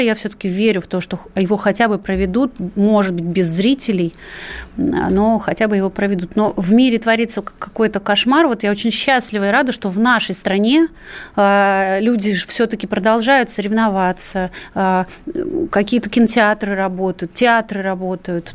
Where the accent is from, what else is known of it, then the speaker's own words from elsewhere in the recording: Ukraine; now in Russia; я Э, естественно, родилась на Украине